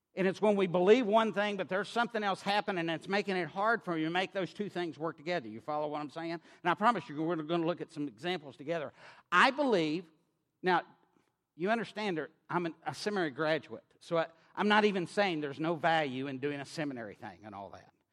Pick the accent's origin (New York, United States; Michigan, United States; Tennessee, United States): Tennessee, United States; Knoxville; accent: drawl; now in Maryland, United States; I grew up on the University of Tennessee campus in Knoxville, Tennessee